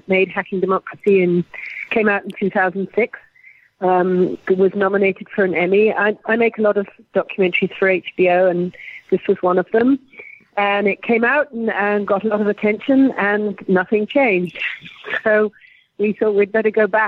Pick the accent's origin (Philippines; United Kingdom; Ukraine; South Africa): United Kingdom; England; moved away as an adult; now in Boston, United States; I grew up in England, but I came to, I'm half American. I came in 1983, and I worked for public television in Boston